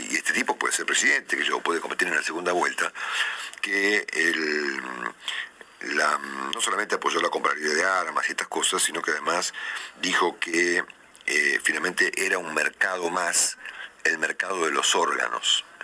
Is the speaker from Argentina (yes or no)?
yes; Argentina; como argentino